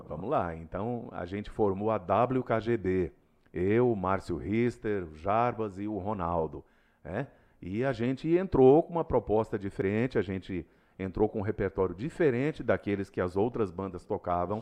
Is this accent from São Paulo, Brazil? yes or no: no; Rondonópolis, Mato Grosso, Brazil; also born or lived in Cuiabá; Eu sou rondonopolitano. sou nascido aqui em Rondonópolis